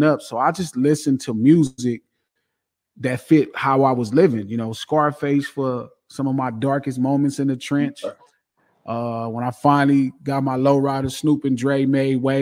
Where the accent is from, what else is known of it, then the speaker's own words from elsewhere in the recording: Compton, California, United States; also born or lived in Watts, Los Angeles; I grew up in Compton